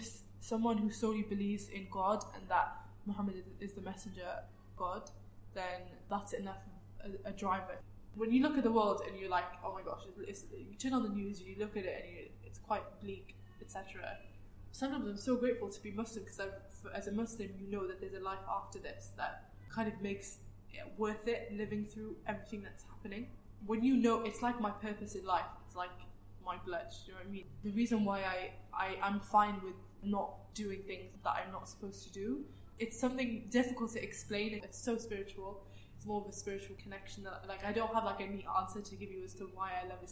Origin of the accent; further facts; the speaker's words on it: Wales, United Kingdom; as someone that's born and raised in Wales, in the UK